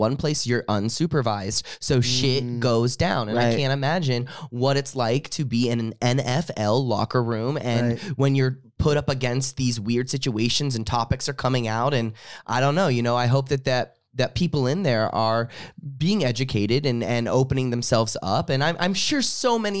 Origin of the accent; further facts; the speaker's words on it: Ohio, United States; I'm from Ohio and my family was rooting for Cincinnati